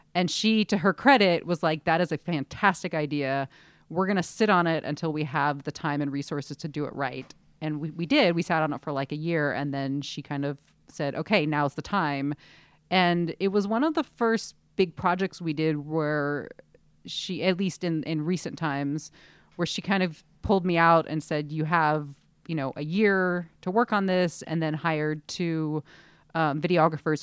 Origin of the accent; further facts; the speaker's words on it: Southern California, United States; now in San Francisco, United States; we grew up in Southern California, I did